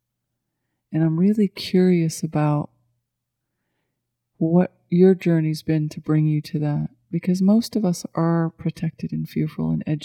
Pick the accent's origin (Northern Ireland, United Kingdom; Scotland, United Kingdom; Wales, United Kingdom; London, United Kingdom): Scotland, United Kingdom; moved away as an adult; now in Asheville, United States; I was brought up in Scottish culture